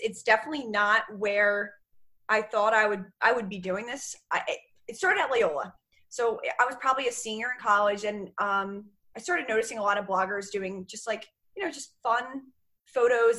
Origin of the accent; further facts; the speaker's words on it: Medford, New Jersey, United States; moved away as an adult; also born or lived in Maryland; now in Philadelphia, United States; So I am actually from Medford, New Jersey, which is like South Jersey area. Grew up there, obviously